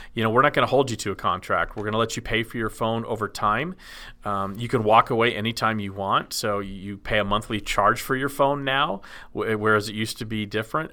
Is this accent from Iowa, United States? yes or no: no; Dallas, Texas, United States; I grew up in Dallas, which is right in Tornado Alley as well